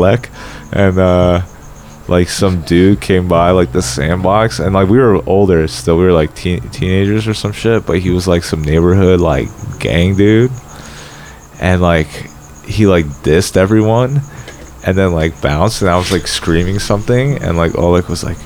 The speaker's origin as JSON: {"language": "English", "country": "United States", "said": "I'm super American like, and we're like hey, yeah. but we like speak Polish still"}